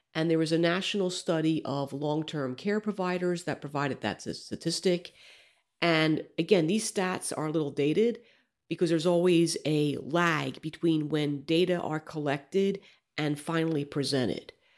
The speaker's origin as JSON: {"language": "English", "region": "Alabama", "country": "United States", "tie": "born or raised there", "said": "my home state of Alabama"}